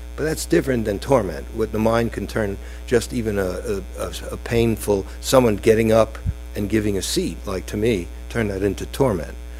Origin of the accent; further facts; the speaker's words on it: United States; being an American Jew